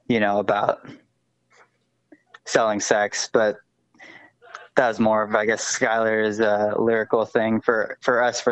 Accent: Edmonds, Washington, United States; I grew up in Edmonds, which is like 20 minutes north of Seattle

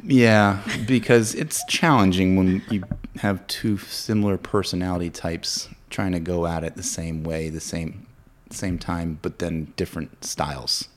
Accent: Williamsburg, Virginia, United States; moved away as an adult; also born or lived in St. Louis, Missouri; now in Winchester, United States; being from our hometown, three three and a half hours away from, we're both from Williamsburg

